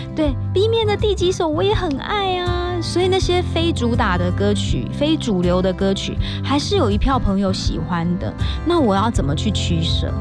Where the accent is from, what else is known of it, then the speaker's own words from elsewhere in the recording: Kaohsiung, Taiwan; moved away; 我在九月十八号，我会回到我的故乡高雄